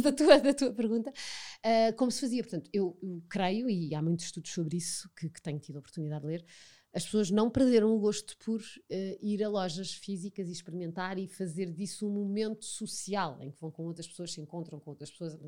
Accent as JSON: {"language": "Portuguese", "country": "Portugal", "said": "nascemos em Portugal, vivemos em Portugal, portanto, fazemos parte da cultura portuguesa"}